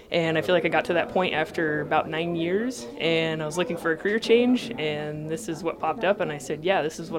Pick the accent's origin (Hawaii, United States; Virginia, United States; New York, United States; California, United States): California, United States; Ukiah; I am now a sheriff deputy with Mendocino County Sheriff's Office. I was born and raised in Ukiah, California.